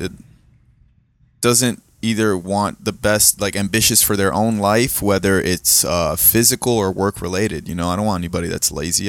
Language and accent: English; South Florida, United States; also born or lived in Brazil; where we grew up in South Florida, we lived in, um, and Deerfield, Pompano area